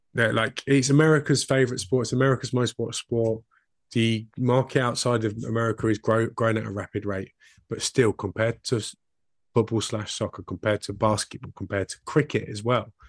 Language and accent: English; United Kingdom